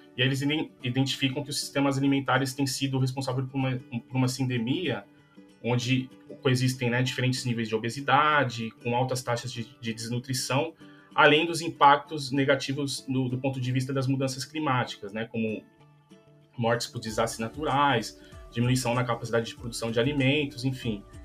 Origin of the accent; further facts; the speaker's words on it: São Paulo, Brazil; moved away as an adult; also born or lived in Alfenas, Minas Gerais; eu sou de São Paulo